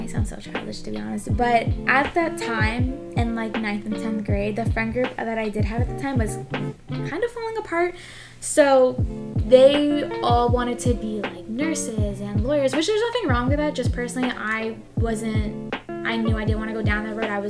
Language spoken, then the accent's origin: English; Long Island, New York, United States; Yeah, like I'm from Long Island, so I'm a huge like New York girl.